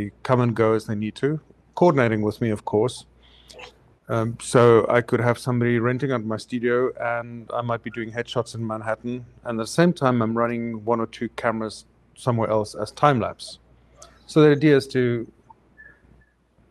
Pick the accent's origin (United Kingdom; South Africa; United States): South Africa; moved away as an adult; South Africa, specially imported